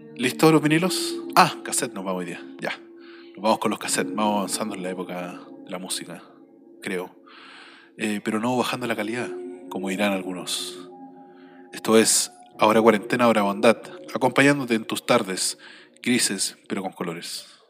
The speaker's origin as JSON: {"language": "Spanish", "country": "Chile", "said": "todo lo que hemos vivido en estos últimos 30 años como chilenos"}